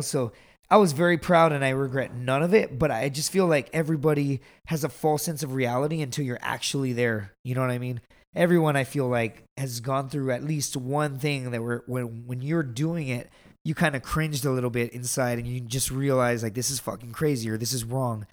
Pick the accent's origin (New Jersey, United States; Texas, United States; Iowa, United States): Texas, United States; Laredo; I am from the border